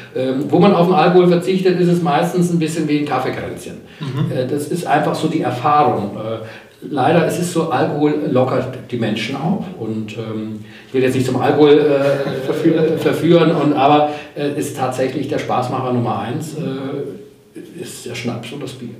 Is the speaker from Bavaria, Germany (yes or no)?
yes; Oberstdorf, Bavaria, Germany; moved away; Ge geboren hier in Oberstdorf